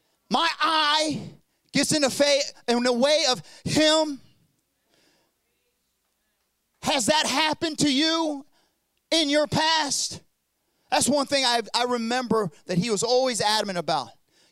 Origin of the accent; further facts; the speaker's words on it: South Korea; accent: southern; Those that don't know, I know my southern accent. You're thinking, what's he talking about? I'm from South Korea.